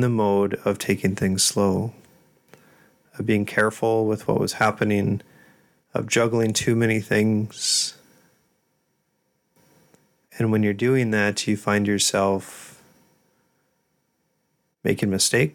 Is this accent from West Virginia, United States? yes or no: no; South Dakota, United States; I'm from South Dakota